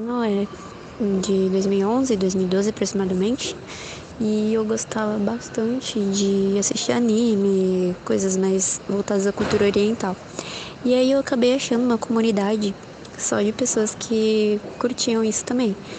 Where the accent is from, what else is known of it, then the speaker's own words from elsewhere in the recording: São Paulo, Brazil; eu sou da capital de São Paulo